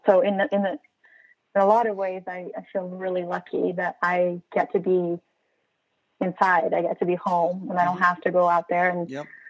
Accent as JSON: {"language": "English", "country": "Brazil", "moved": "as an adult", "lives_now": "United States", "said": "As an immigrant, I'm from Brazil and I've been living here for about 10 years"}